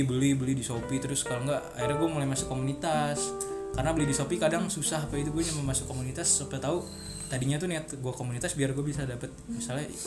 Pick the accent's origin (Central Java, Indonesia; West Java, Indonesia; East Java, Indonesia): East Java, Indonesia; Lamongan; dari Lamongan ada dari Lamongan bang saya dari Lamongan nih bang